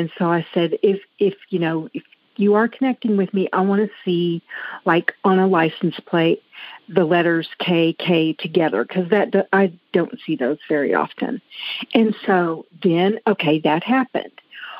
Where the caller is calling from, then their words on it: Amarillo, Texas, United States; I'm calling from Amarillo, Texas.